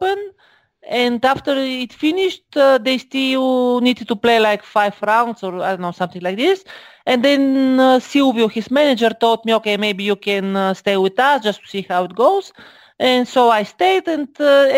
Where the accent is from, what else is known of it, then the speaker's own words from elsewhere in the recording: Bulgaria; I am from Bulgaria, of course.